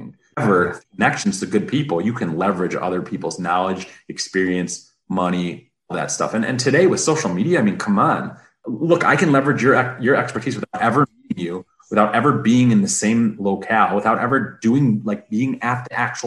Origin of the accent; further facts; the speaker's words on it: Detroit, Michigan, United States; I'm from the Motor City, born and bred